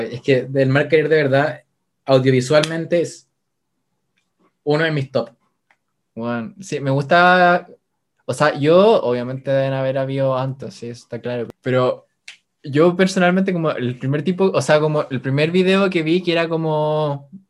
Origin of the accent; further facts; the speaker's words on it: Spain; Pues coño, que yo soy española.